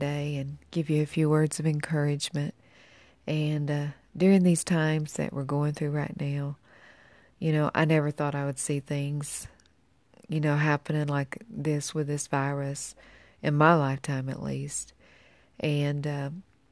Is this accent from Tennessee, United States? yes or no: yes; Tennessee, United States; moved away; I'm originally from Tennessee